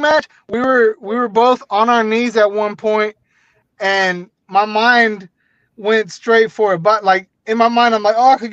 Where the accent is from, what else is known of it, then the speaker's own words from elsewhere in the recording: Houston, Texas, United States; growing up in Houston